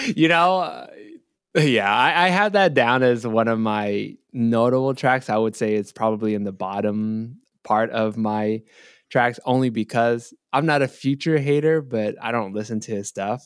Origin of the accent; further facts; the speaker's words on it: Bay Area, California, United States; I'm from the Bay Area